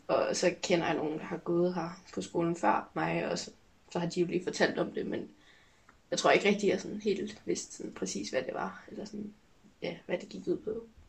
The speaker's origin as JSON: {"language": "Danish", "town": "Hillerød", "region": "Capital Region of Denmark", "country": "Denmark", "said": "jeg kommer fra Hillerød"}